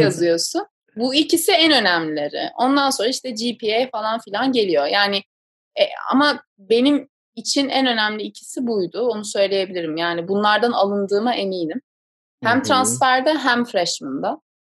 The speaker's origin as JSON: {"language": "Turkish", "region": "Istanbul", "country": "Turkey", "tie": "born or raised there", "also_born_or_lived": "San Diego, United States", "moved": "as an adult", "lives_now": "New York, United States", "said": "ben doğma büyüme İstanbulluyum"}